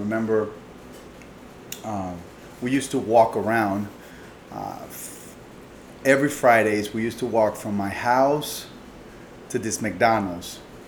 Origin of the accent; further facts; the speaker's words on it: Panama; moved away; I was born in Panama